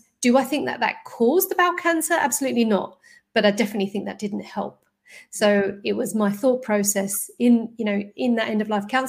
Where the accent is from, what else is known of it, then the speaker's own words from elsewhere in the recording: London, United Kingdom; I grew up in North London